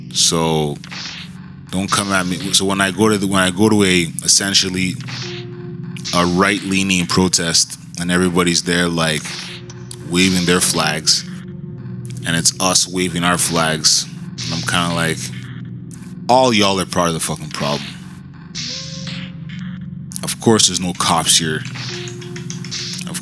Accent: Canada; as Canadians

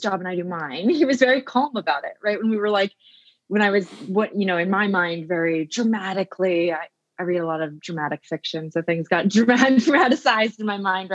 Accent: Oregon, United States; now in Queens, New York, United States; I grew up in a small town in Oregon

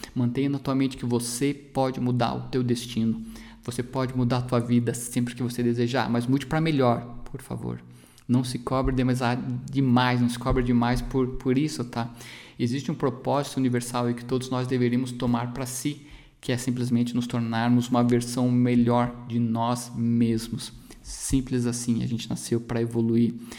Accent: Brazil; A nossa população aqui no Brasil

